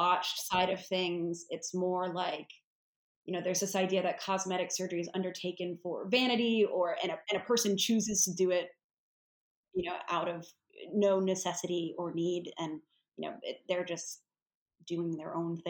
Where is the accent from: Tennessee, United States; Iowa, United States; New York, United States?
Tennessee, United States; Nashville; now in United Kingdom